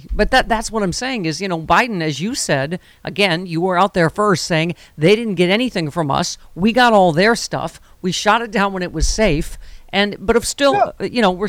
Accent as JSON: {"language": "English", "town": "Buffalo", "region": "New York", "country": "United States", "tie": "born or raised there", "said": "Has my hometown of Buffalo not been through enough?"}